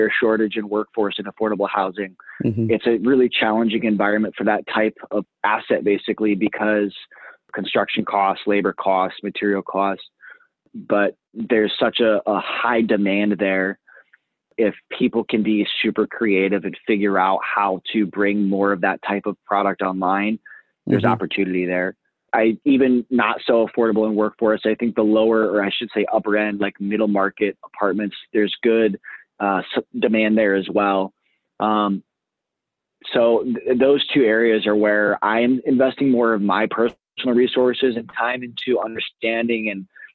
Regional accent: Indiana, United States; I'm from Indiana originally

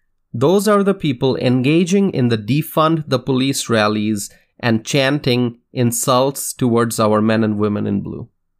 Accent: Wisconsin, United States; In my home state of Wisconsin, riots and looting have caused devastation on State Street near downtown Madison.

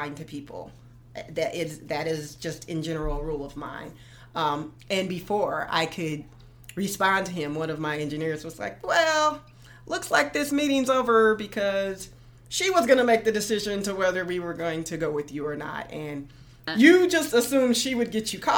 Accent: Silver City, New Mexico, United States; moved away; I grew up in New Mexico.

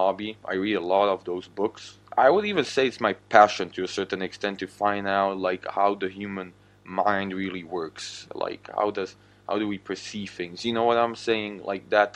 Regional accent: Slovakia; first language Slovak; English is a second language; I'm actually from the country of Slovakia

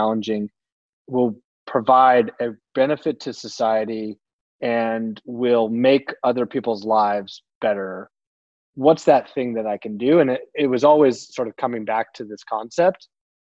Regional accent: Palo Alto, California, United States; also born or lived in San Francisco; I grew up down in Palo Alto

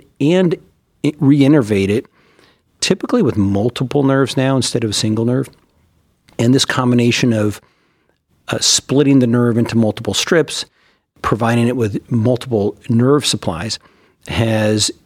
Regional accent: California, United States; moved away as an adult; also born or lived in Minnesota / Baltimore, Maryland; now in Cleveland, United States; I'm from California and did all of my training, was born and raised there

